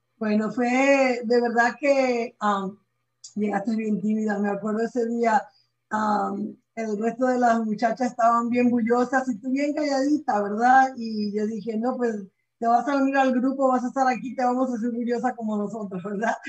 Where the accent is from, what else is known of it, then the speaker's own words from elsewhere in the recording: Venezuela; moved away as an adult; now in United States; yo soy de Venezuela, como comentaste, ¿verdad? Yo llegué a este país cuando tenía 20 años